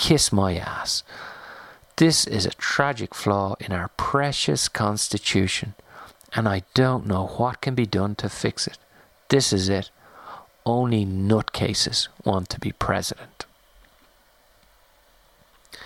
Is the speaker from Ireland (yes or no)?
yes; Ireland; moved away; also born or lived in France; growing up in Ireland or living in France